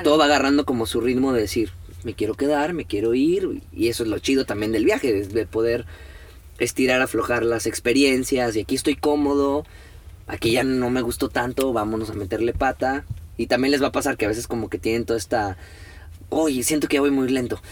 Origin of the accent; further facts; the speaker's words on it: Mexico; somos mexicanos